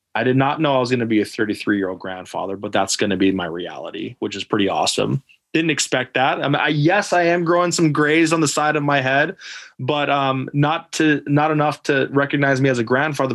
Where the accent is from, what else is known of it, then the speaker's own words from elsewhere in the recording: Alaska, United States; moved away as an adult; I'm Native Alaskan. I was again coming from Alaska